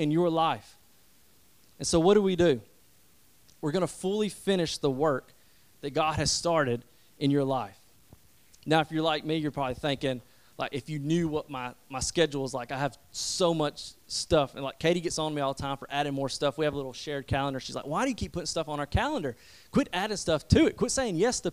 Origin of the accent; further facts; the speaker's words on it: West Point, Georgia, United States; my hometown where everybody knows me